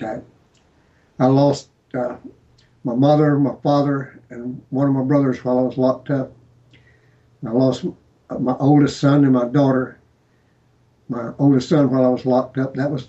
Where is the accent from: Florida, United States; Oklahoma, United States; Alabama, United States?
Florida, United States; Jacksonville; I grew up in Jacksonville